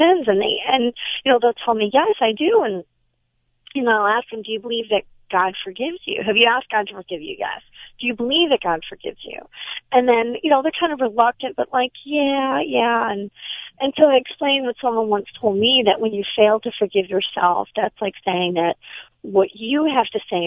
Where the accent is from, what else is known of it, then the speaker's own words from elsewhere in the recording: Michigan, United States; I'm from Michigan